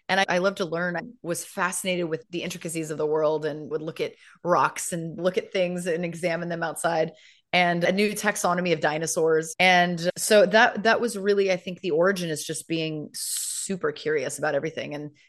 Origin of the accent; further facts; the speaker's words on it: San Diego, California, United States; So I hail from sunny Southern California, and most of my life was spent in and around the San Diego area.